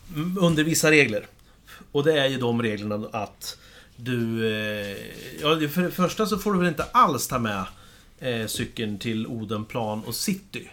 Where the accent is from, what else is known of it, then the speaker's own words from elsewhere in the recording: Kumla, Örebro County, Sweden; moved away; hemma i Kumla